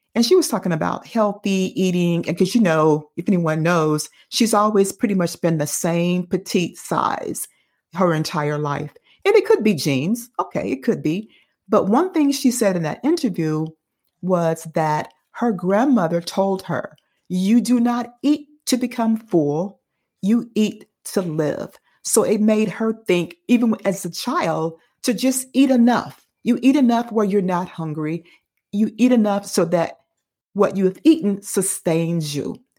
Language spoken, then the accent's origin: English; Dayton, Ohio, United States; I grew up in Dayton.